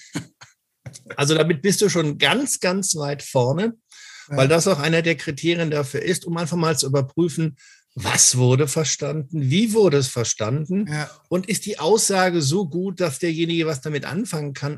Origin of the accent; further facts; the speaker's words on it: Cologne, North Rhine-Westphalia, Germany; als Kölsche Jung